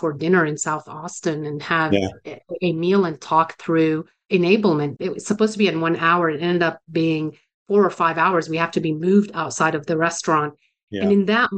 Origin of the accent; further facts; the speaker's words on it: Beirut, Beirut Governorate, Lebanon; moved away; I was born and raised in Beirut, Lebanon, suburbs of Beirut